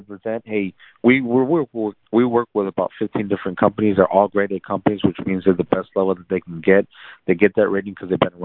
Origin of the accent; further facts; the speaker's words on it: San Antonio, Texas, United States; also born or lived in South Korea / Laredo, Texas; now in McAllen, United States; I grew up in San Antonio. I lived in Laredo